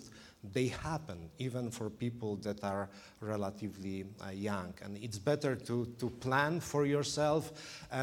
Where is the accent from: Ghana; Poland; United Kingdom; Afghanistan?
Poland; English is a second language; moved away as an adult; now in Illinois, United States; was born and raised in Poland, as you probably can hear from my from the way I speak English